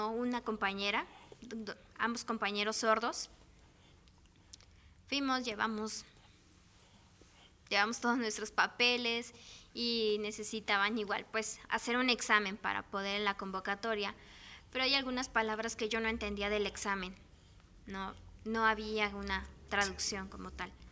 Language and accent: Spanish; Morelos, Mexico; also born or lived in Tijuana; nací allá en Tijuana, nací en, Tijuana. Posteriormente me vine al estado de Morelos y donde estudié.